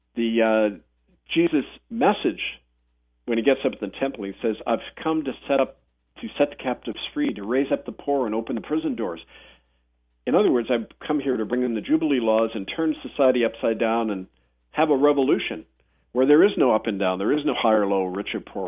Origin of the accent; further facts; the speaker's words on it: Winnipeg, Manitoba, Canada; when I was growing up in Winnipeg